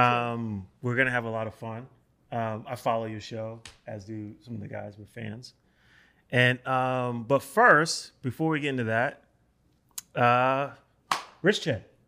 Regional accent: New York City, New York, United States; I'm from the North Bronx. So I grew up on Seton Avenue, like on the border

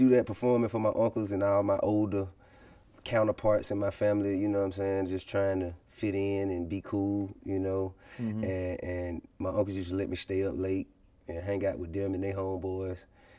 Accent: Atlanta, Georgia, United States; I'm from Bankhead. I'm from the West Side, Zone One. I went to Grove Park Elementary School.

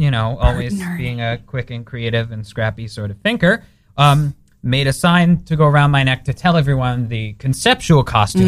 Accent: New York, United States; Sorry, I'm a born and bred New Yorker.

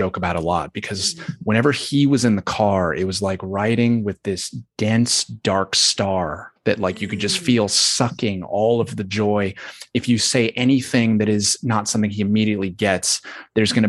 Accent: the South, United States; and I was raised, I grew up in the South

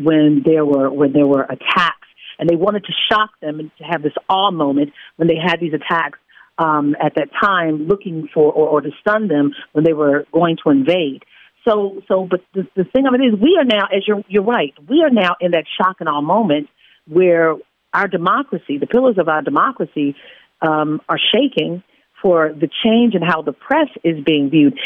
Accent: Baltimore, Maryland, United States; I'm a kid from Baltimore who grew up watching you

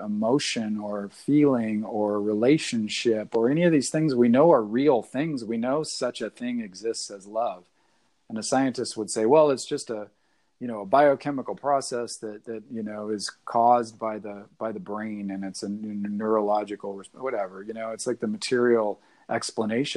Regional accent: the Northwest, Pacific Northwest, United States; I'm from the Northwest

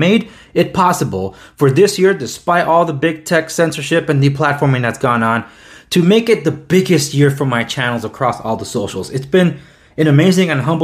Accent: United States; I was born and raised here in the United States

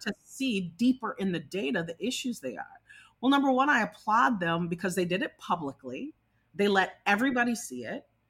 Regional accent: Minnesota, United States; my home state of Minnesota.

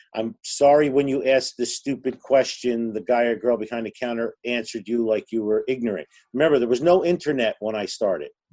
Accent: Newark, New Jersey, United States; I grew up in Newark, New Jersey

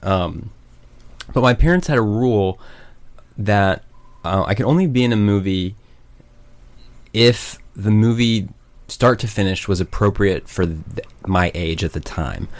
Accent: Broken Arrow, Oklahoma, United States; also born or lived in Norman, Oklahoma; I grew up in Tulsa, or just outside of Tulsa, oh, in Broken Arrow, and then went to Norman once I went to college.

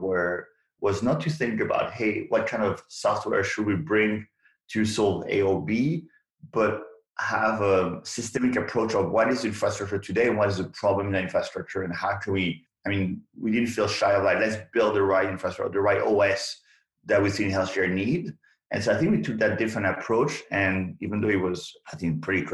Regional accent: France; moved away as an adult; now in United States; I came from France

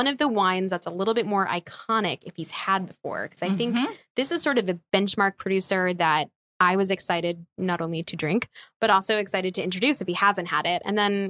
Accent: outside of Philadelphia, Pennsylvania, United States; growing up outside of Philadelphia.

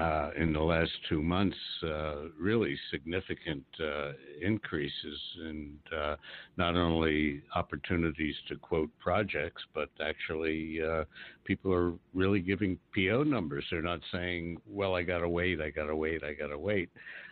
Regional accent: United States; Well, I'm not. I'm from Washington, which even gives me more right to be a wise guy.

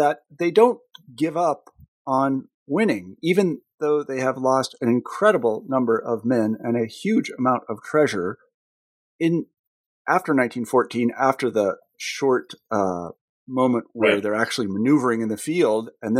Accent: United States; as an American

